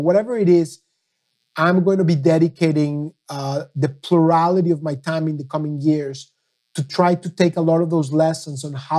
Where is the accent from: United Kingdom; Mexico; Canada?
Mexico; now in United States; I came from Mexico as a son of a Holocaust survivor, passionate about the Middle East.